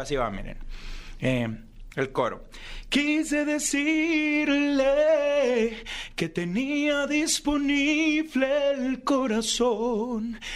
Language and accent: Spanish; Ciudad Obregón, Sonora, Mexico; yo soy de Ciudad Obregón, ¿no? Ahí trabajo, tenemos una carnicería